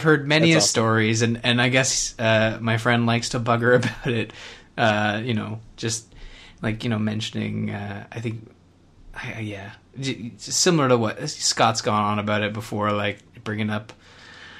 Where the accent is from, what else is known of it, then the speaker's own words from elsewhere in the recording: Canada; I'm the Canadian